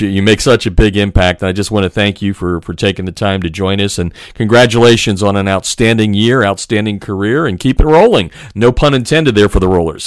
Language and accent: English; Easton, Pennsylvania, United States; I was born and raised in Easton, Pennsylvania